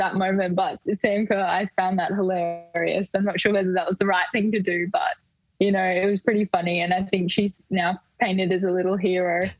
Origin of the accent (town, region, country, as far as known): Queensland, Australia; born or raised there; moved away as an adult; now in Melbourne, Australia